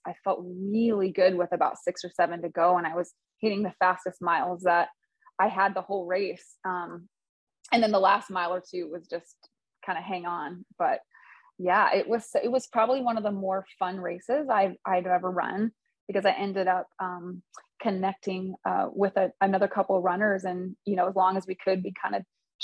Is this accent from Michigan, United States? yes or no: yes; Michigan, United States; I'm from Michigan